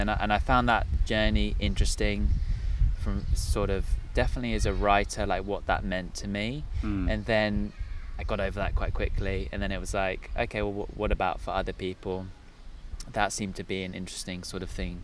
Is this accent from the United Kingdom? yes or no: yes; Sussex, South East England, United Kingdom; I am from Sussex